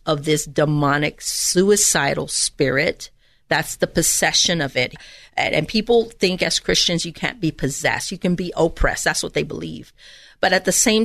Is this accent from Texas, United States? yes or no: yes; Edinburg, Texas, United States; I'm from the Rio Grande Valley, so I'm from South Texas, Edinburgh, Texas